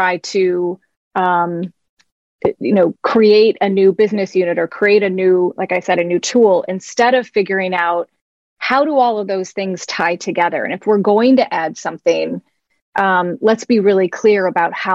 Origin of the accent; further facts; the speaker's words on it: Midwest, United States; moved away; also born or lived in Palo Alto, California; I grew up in the Midwest